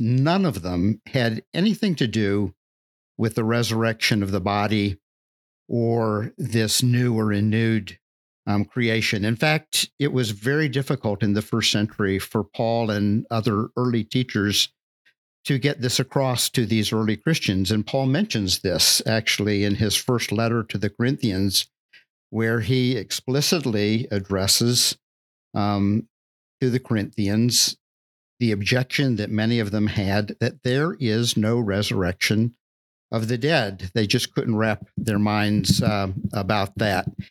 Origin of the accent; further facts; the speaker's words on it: Deep South, United States; the culture that I grew up in in the Deep South